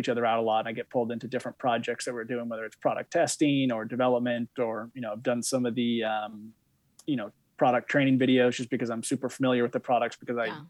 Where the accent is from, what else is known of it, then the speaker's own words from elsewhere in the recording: Bend, Oregon, United States; also born or lived in Europe; now in Vermont, United States; I grew up in Oregon